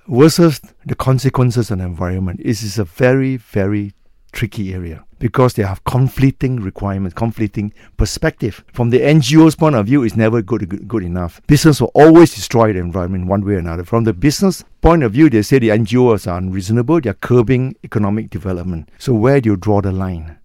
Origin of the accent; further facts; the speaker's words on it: Malaysia; as a Malaysian race